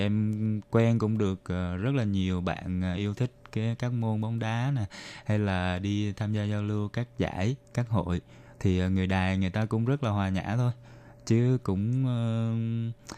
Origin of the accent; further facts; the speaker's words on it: Ho Chi Minh City, Vietnam; moved away as an adult; now in Taiwan; mình đến từ thành phố Hồ Chí Minh.